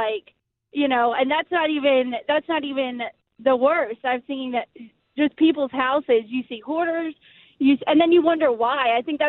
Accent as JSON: {"language": "English", "town": "Philadelphia", "region": "Pennsylvania", "country": "United States", "moved": "yes", "lives_now": "Virginia, United States", "said": "I'm from Virginia. Originally from Philadelphia, but I live in Virginia now."}